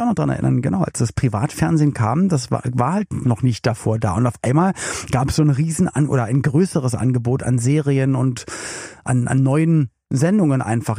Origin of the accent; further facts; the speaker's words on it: Berlin, Germany; now in Cologne, Germany; ich komme ja aus Berlin und lebe in Köln